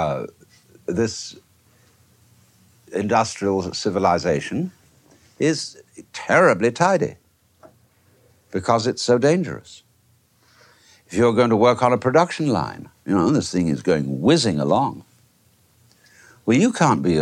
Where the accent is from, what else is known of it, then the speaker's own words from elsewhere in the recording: England, United Kingdom; moved away; I, being an Englishman by origin, I have been brought up to preserve fairly good manners